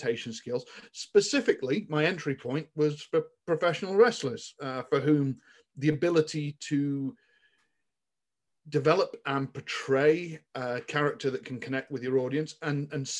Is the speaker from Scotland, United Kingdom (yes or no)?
no; Somerset, South West England, United Kingdom; moved away; I grew up in Somerset and grew up in a relatively rural part of the world.